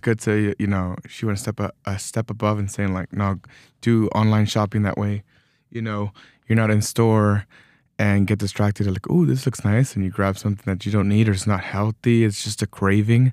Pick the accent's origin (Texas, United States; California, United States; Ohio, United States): Texas, United States; moved away; I, I was born in Texas.